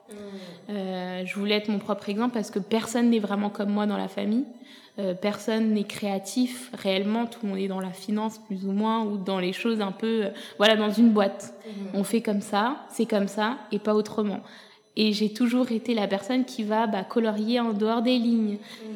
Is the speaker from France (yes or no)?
yes; France; moved away as an adult; also born or lived in Ethiopia / Senegal / Canada; je suis venue m'installer en France à l'âge de 7 ans jusqu'à mes 23 euh, ans